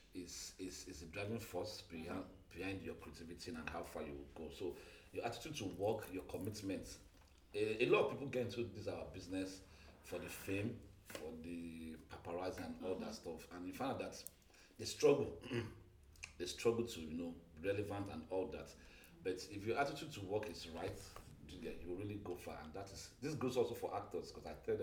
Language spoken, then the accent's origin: English; Nigeria; Even though I'm not a Yoruba boy, I grew up among Yoruba